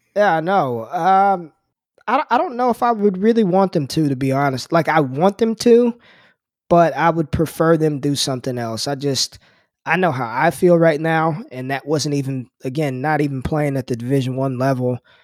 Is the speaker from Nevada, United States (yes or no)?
yes; Las Vegas, Nevada, United States; moved away; I'm, I'm from Las Vegas, and I played against DeMarco Murray in high school